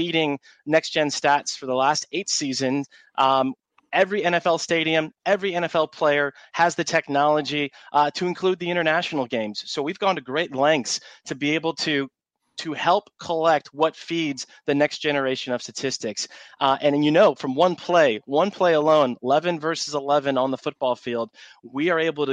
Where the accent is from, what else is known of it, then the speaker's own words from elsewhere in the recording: Cleveland, Ohio, United States; now in Jacksonville Beach, United States; I was born and raised in Cleveland